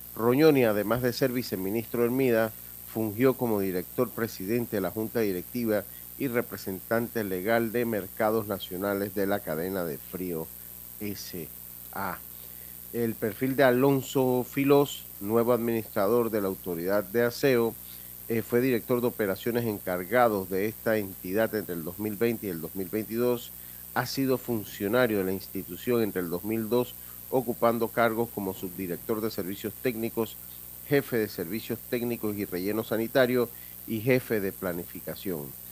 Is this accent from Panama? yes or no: yes; Panama; nosotros pues como panameños